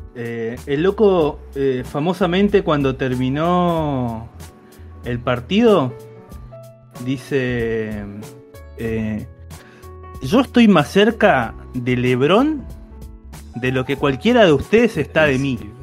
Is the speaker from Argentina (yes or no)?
yes; Argentina; a Peña, que es mi pueblo